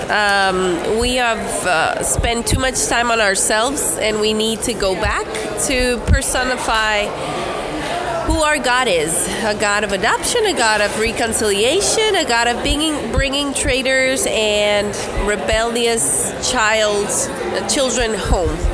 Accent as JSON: {"language": "English", "country": "Guatemala", "said": "I'm from Guatemala"}